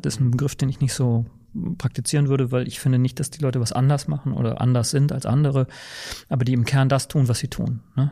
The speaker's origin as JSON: {"language": "German", "region": "Bremen", "country": "Germany", "tie": "born or raised there", "also_born_or_lived": "Saarland / Hamburg / Witten/Herdecke / Aachen", "accent": "norddeutsch", "moved": "as an adult", "lives_now": "Berlin, Germany", "said": "ich bin im Saarland geboren und in Bremen aber aufgewachsen. Das hört man wahrscheinlich auch in meiner Sprachfärbung, dass das noch so ein bisschen norddeutsch ist"}